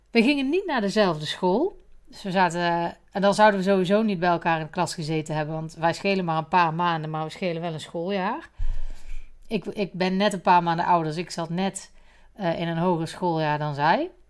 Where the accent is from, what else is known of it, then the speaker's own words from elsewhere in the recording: Geffen, North Brabant, Netherlands; Maar Linda en ik zijn naast elkaar geboren. Wij zijn geboren in de Dr. Poelstraat in Geffen. En daar wonen wij naast elkaar.